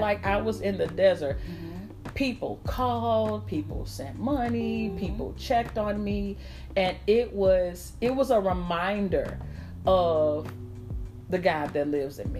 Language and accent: English; St. Louis, Missouri, United States; I'm from St. Louis